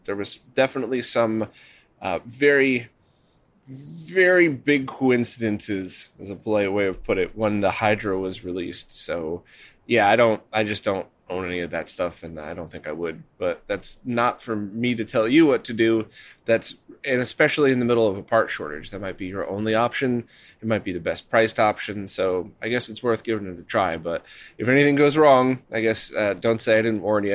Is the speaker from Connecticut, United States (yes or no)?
yes; Connecticut, United States; I was born in Connecticut